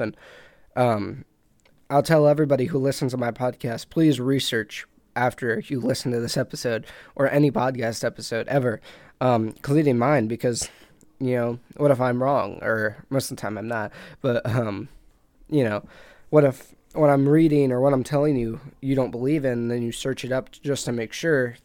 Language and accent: English; United States; I'm American